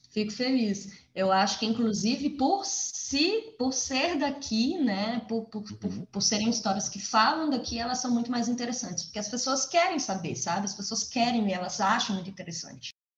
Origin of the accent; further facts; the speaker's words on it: Formosa, Goiás, Brazil; also born or lived in Planaltina, Goiás; eu cresci em Formosa, apesar de ter nascido em Planaltina, né, em Brasilinha, eu cresci em Formosa, então as minhas lembranças são todas da cidade